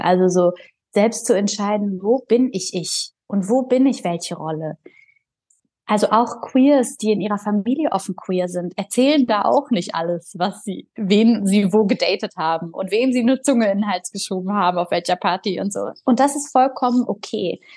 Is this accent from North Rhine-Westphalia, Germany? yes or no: yes; Mönchengladbach, North Rhine-Westphalia, Germany; born or raised there; moved away as an adult; also born or lived in Bulgaria; now in Berlin, Germany